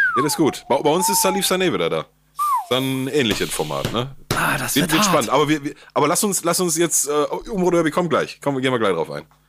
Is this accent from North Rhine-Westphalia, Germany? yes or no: yes; Gelsenkirchen, North Rhine-Westphalia, Germany; der jugoslawisch-kroatische Fußballverein bei uns in Gelsenkirchen